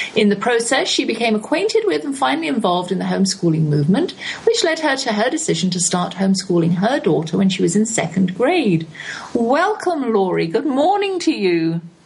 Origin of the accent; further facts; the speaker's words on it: England, United Kingdom; moved away as an adult; also born or lived in Texas; I'm English